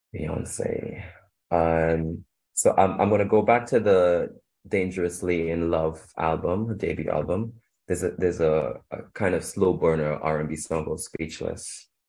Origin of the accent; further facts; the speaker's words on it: Trinidad & Tobago; also born or lived in Shanghai, China / Europe; now in London, United Kingdom; I grew up in in Trinidad and Tobago. I was born there, and I I moved to London